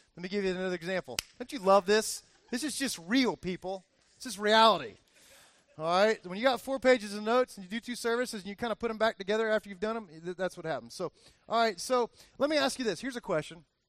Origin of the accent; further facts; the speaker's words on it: Miami, Florida, United States; All my years growing up, I remember my dad taking me all over different places in Miami